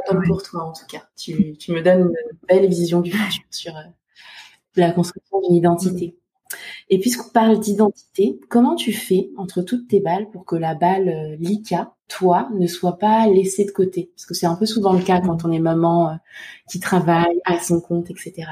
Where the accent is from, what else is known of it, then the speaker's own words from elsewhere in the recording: Côte d’Ivoire; now in France; je suis née en Côte d'Ivoire, donc je suis femme noire